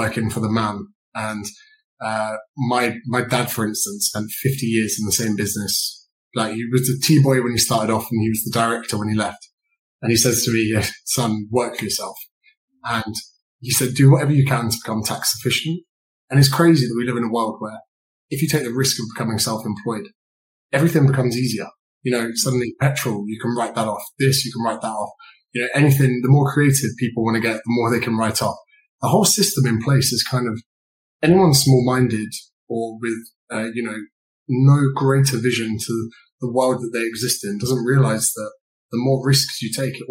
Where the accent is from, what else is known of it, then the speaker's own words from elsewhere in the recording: Berkshire, South East England, United Kingdom; I grew up in a county in the UK called Berkshire